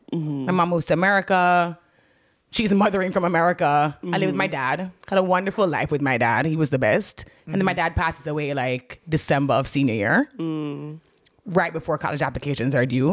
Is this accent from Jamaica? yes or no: yes; Jamaica; moved away as an adult; also born or lived in Kingston, Jamaica; now in Atlanta, United States; my life growing up in Jamaica.